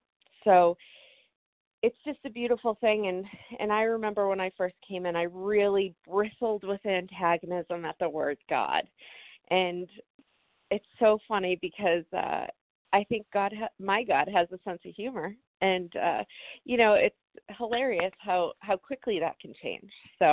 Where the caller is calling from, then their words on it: New Hampshire, United States; I'm in here from New Hampshire, and I really just wanted to share, this is my first 2 weeks in this phone meeting